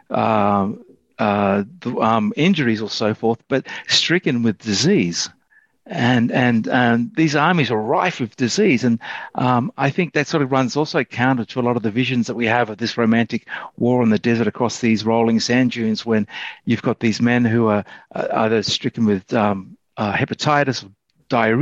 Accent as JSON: {"language": "English", "country": "Australia", "tie": "born or raised there", "said": "I grew up in Australia with a lot of ex-soldiers refusing to talk about the war"}